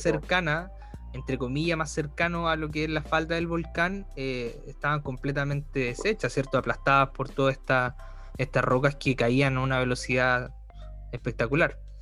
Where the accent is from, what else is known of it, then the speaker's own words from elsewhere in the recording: Chillán, Ñuble, Chile; yo nací en Chillán